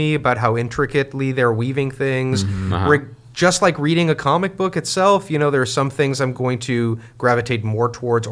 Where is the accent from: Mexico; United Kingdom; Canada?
Mexico; moved away; as a Jewish Mexican growing up in Mexico